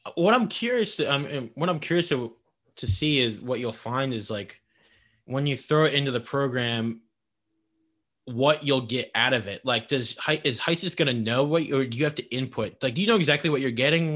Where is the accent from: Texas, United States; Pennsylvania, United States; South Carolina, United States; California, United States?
Pennsylvania, United States; King of Prussia; I'm from King of Prussia